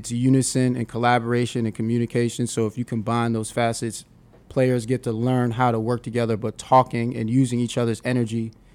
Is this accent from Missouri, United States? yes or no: no; New York City, New York, United States; me being born and raised in Brooklyn, New York